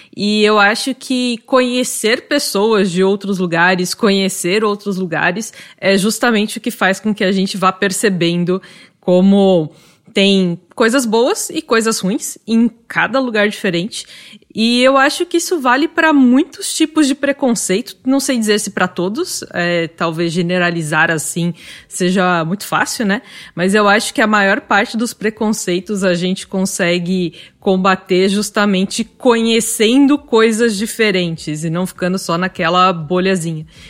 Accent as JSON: {"language": "Portuguese", "region": "São Paulo", "country": "Brazil", "tie": "born or raised there", "moved": "as an adult", "lives_now": "Florianópolis, Brazil", "said": "Eu mesma nasci em São Paulo, mas hoje eu moro em Florianópolis"}